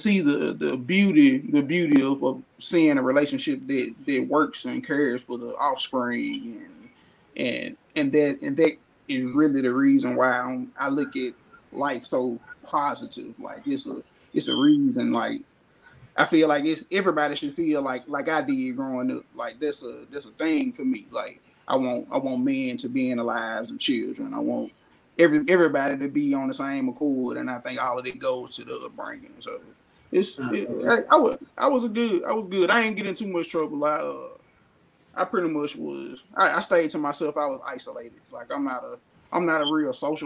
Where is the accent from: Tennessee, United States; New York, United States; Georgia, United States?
Tennessee, United States; Memphis; born in North Memphis. I'm natively, like, I'm a North Memphis baby